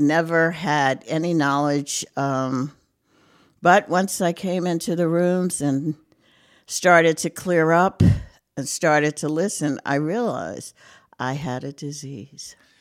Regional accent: Brooklyn, New York, United States; moved away as an adult; also born or lived in Fogelsville, Lehigh Valley, Pennsylvania; now in North Carolina, United States; I'm a Brooklyn girl. Um, born and raised in Brooklyn, lived there most of my life

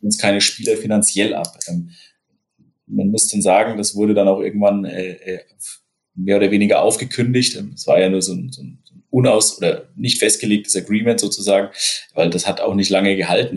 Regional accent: Upper Franconia, Bavaria, Germany; now in Hesse, Germany; ich bin ja Oberfranke

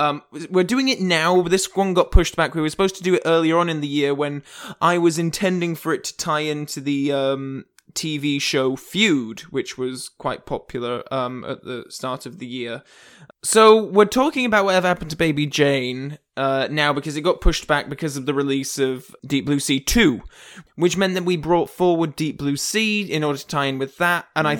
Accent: England, United Kingdom; Hello. I'm English

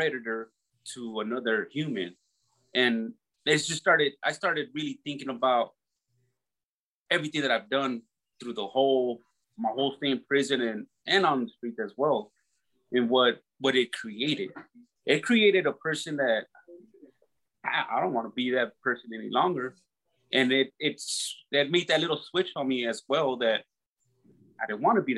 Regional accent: Los Angeles, California, United States; I grew up in Southeast LA in California

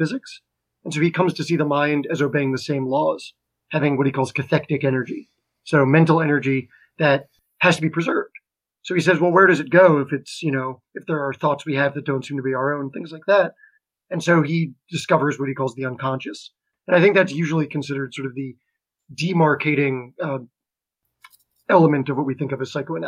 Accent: Garwood, New Jersey, United States; I'm from Garwood, New Jersey.

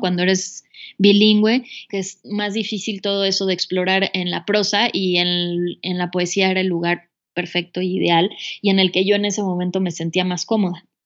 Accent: Mexico City, Mexico; moved away as an adult; also born or lived in United States; yo soy de la Ciudad de México

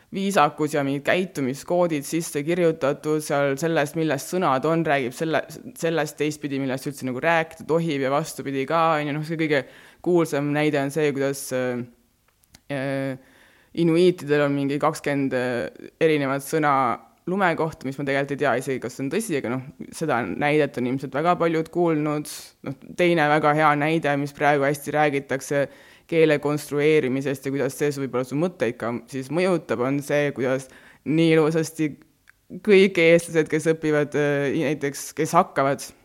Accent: Estonia; first language Estonian; also born or lived in Rapla / Väätsa, Järva County / Mulgimaa (grandfather); kolisin Raplast äh, Väätsale, siis käisin, ma ei tea, Paides koolis

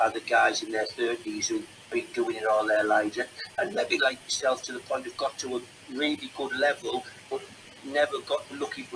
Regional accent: Redcar, North East England, United Kingdom; we grew up on a council estate in Redcar

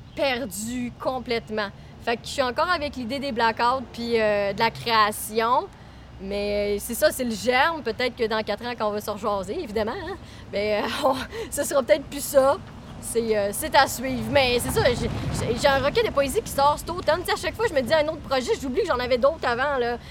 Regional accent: Trois-Rivières, Quebec, Canada; now in Montreal, Canada; je viens de Trois-Rivières

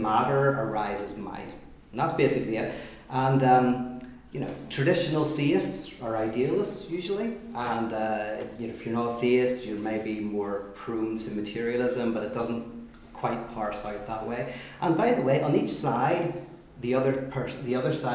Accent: Belfast, Northern Ireland, United Kingdom; I'm in Belfast and I'm from East Belfast.

